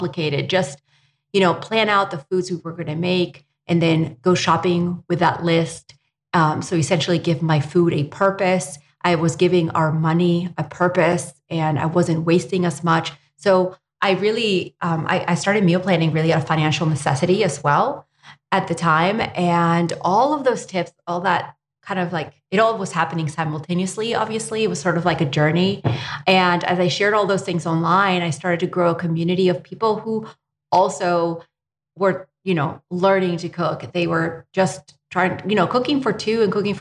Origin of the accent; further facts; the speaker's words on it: Spain; now in United States; I was born and raised in Spain